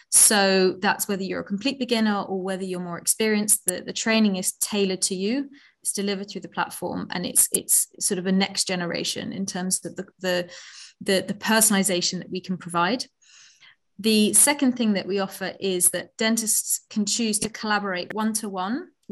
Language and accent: English; Netherlands; moved away as an adult; also born or lived in Oxford, United Kingdom; now in London, United Kingdom; I am from the Netherlands originally. I came to the UK to Oxford about 15 years ago to read medicine.